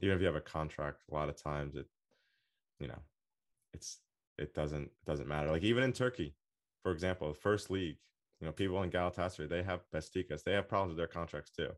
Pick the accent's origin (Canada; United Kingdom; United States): United States; I'm American